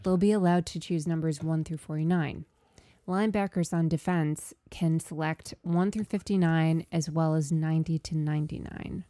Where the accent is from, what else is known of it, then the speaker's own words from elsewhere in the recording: New York, United States; I'm a New Yorker